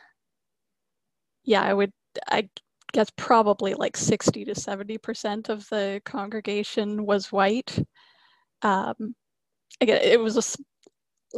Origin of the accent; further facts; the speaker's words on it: Toronto, Ontario, Canada; I grew up in Toronto going to a Presbyterian church